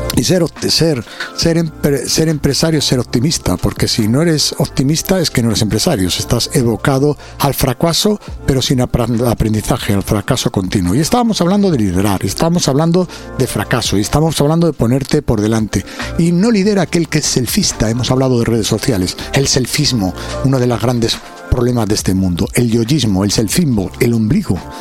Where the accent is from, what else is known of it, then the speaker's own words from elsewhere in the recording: Alcobendas, Community of Madrid, Spain; vengo de Alcobendas de Madrid